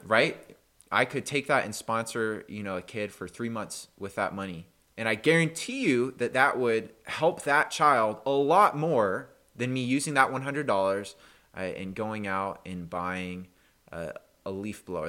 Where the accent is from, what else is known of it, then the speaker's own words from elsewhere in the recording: United States; for us as an American